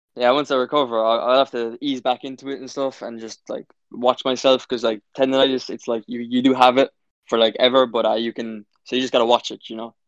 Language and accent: English; Cork, Munster, Ireland; I'm from Cork